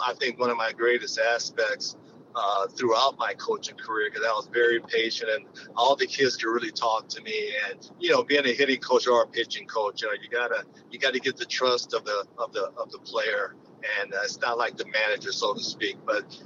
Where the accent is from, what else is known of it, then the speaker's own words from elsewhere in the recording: Oakland, California, United States; I grew up in Oakland, where, you know, there were a lot of great players